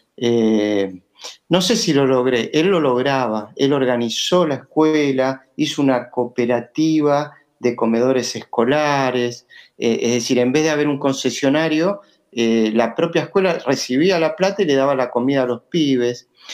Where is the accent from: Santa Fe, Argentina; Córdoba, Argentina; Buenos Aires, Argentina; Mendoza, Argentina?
Buenos Aires, Argentina; me crié en Pompeya, soy maestro Pompeya y espero seguir en Pompeya